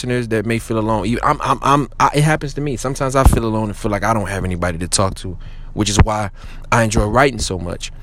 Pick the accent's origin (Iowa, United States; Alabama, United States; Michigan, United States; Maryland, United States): Michigan, United States; Detroit; I'm from Detroit, Michigan